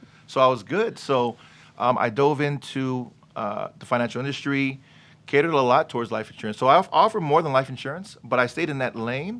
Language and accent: English; Gardena, California, United States; my parents, they moved to L.A. from Hawaii. Mm-hmm. So I was born and raised in Gardena.